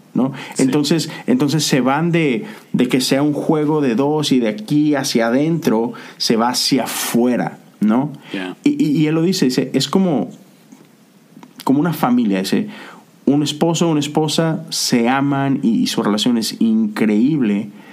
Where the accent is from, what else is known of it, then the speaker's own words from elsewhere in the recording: Monterrey, Nuevo León, Mexico; now in United States; en la ciudad de donde yo soy, o eres tigre o, rayado